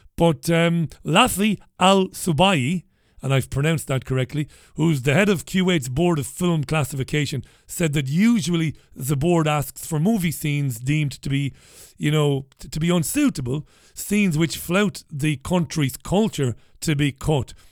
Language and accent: English; Waterford, Munster, Ireland; as a young lad in the 1980s, b- b- friends of mine growing up in Ballybeg and later on growing up in Browns Road